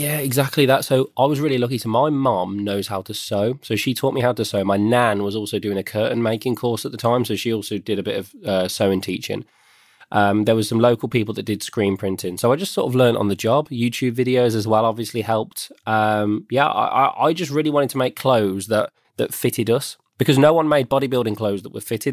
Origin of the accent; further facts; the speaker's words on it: Birmingham, West Midlands, United Kingdom; I grew up in the West Midlands of the UK.